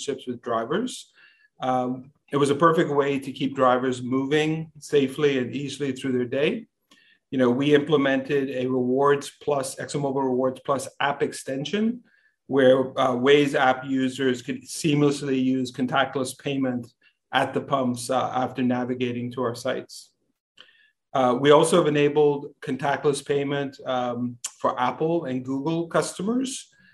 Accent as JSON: {"language": "English", "country": "Bahamas", "tie": "born or raised there", "moved": "yes", "lives_now": "Texas, United States", "said": "I was born and raised in the Bahamas"}